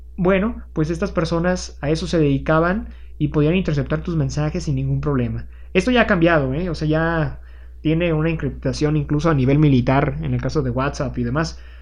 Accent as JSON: {"language": "Spanish", "region": "Aguascalientes", "country": "Mexico", "said": "en mi caso, martillos en Aguascalientes"}